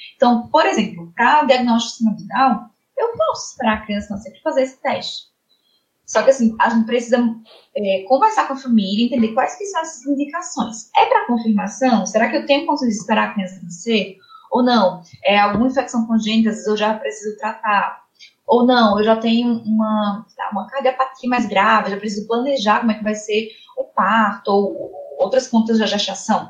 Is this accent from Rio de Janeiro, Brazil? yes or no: no; Campina Grande, Paraíba, Brazil; also born or lived in Ribeirão Preto, São Paulo; Eu sou da Paraíba, na Fral de Campina Grande